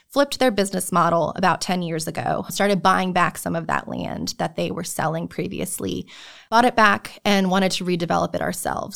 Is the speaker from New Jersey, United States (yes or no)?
yes; New Jersey, United States; moved away as an adult; now in North Carolina, United States; I'm originally from New Jersey.